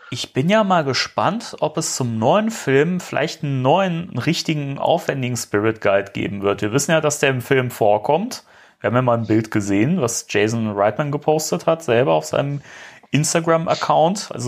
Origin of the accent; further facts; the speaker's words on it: Germany; wir sind Deutsche.